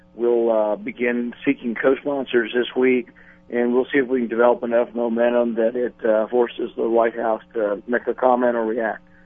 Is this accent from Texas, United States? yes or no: yes; Texas, United States; I grew up in a small town in Texas